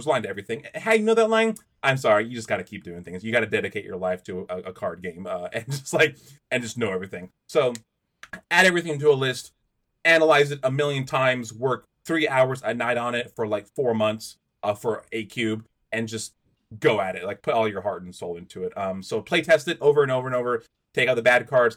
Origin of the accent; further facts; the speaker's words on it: United States; being an American